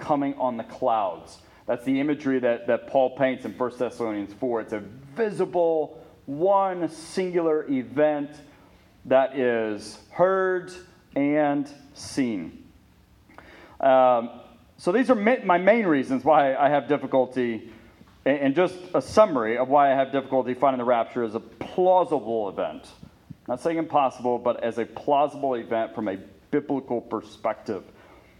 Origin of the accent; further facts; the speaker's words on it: Ponca City, Oklahoma, United States; we were growing up in Ponca City